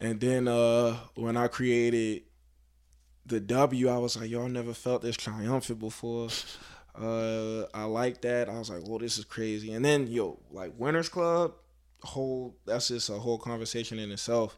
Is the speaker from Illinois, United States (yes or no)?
no; Baltimore, Maryland, United States; I'm from Baltimore